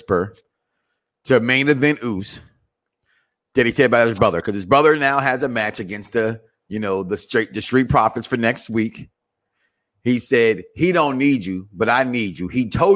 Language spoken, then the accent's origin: English; Chicago, Illinois, United States; moved away; I'm from Chicago